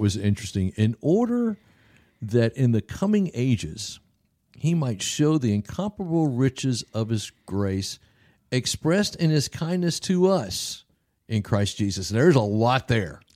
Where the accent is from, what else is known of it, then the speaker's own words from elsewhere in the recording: the South, United States; I'm from the South